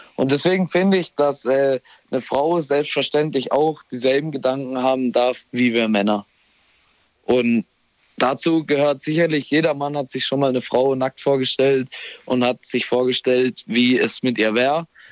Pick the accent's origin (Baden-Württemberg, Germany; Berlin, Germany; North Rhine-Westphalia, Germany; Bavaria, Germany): Baden-Württemberg, Germany; Bollschweil; ich komme aus Bolschweil.